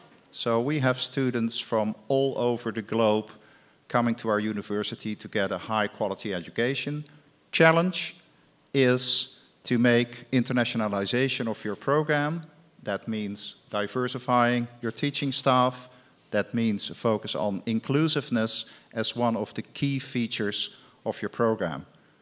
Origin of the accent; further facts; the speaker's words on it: Netherlands; I'm from Holland